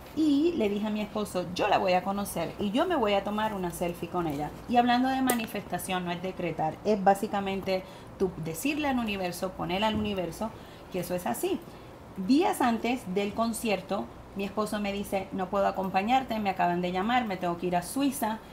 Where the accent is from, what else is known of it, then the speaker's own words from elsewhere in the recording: Puerto Rico; accent: Puerto Rican; moved away as an adult; also born or lived in California; mi acento puertorriqueño